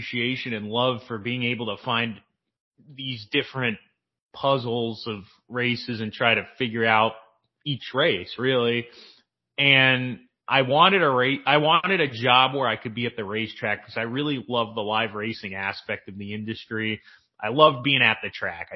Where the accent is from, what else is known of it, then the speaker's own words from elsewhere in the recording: San Diego, California, United States; moved away as an adult; now in Hot Springs, United States; I grew up in Carmel Valley, which is the town right next to Del Mar.